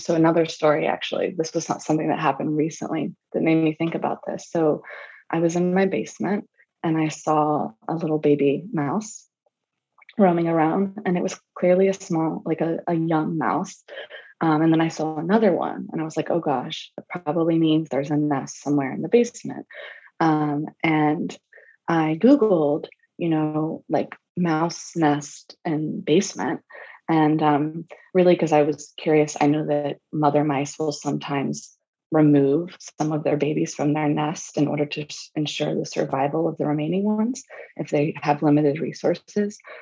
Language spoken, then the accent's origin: English; the South, United States; I grew up in the South